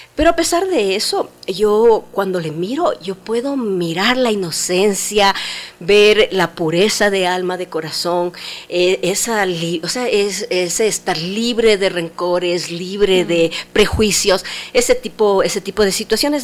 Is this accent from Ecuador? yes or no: yes; Ecuador; Nosotros, por ejemplo, como ecuatorianos